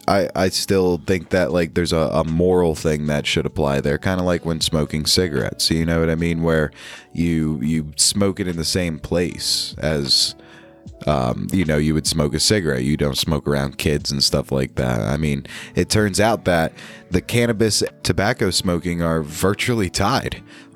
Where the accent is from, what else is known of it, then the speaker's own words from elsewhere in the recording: New York, United States; my home state, down in New York City.